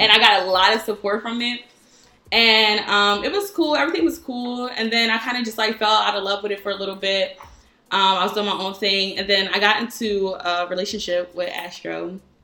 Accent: Norristown, Pennsylvania, United States; moved away; also born or lived in New York / Philadelphia; I'm from Norristown

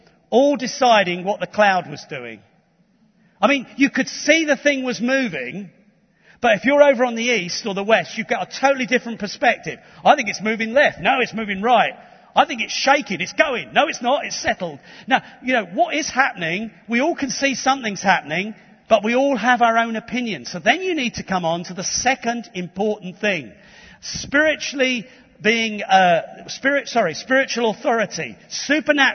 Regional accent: London, United Kingdom; I was born in Tottenham.

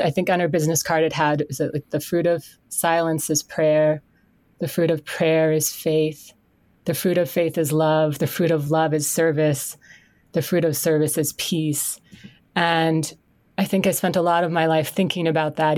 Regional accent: Canton, Connecticut, United States; also born or lived in Stamford, Connecticut / Northford, Connecticut / Birmingham, Alabama; now in Bethlehem, Connecticut, United States; born and raised in Connecticut

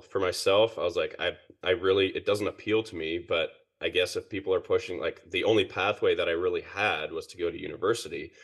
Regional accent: Perth, Western Australia, Australia; moved away as an adult; also born or lived in Ontario, Canada; now in British Columbia, Canada; I was born in Ontario, and then my family moved to Perth, Western Australia when I was seven. So I, I pretty much grew up there.

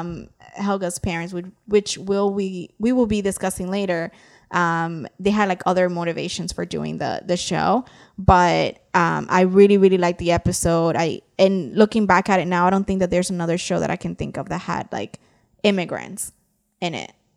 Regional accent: New York City, New York, United States; I grew up in New York City, and I lived in a building with neighbors

